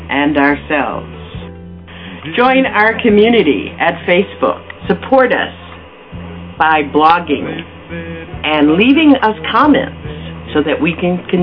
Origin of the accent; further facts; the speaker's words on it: the South, United States; I grew up in the South